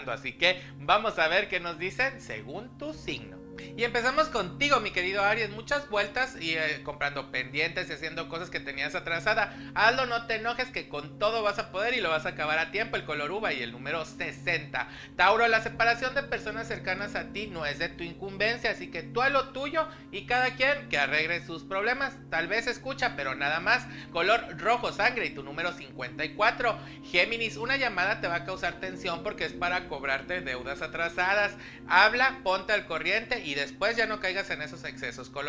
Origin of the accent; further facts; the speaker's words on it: Mexico City, Mexico; de la Ciudad de México.